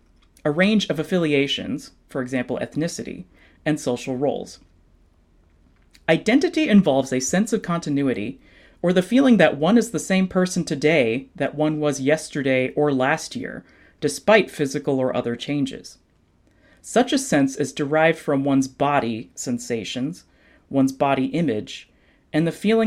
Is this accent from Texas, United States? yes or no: yes; Fort Worth, Texas, United States; I grew up in Fort Worth, Texas. My mom is from Vientiane, Laos. And my dad is from Paris, Texas. My mom's Asian, my dad is white.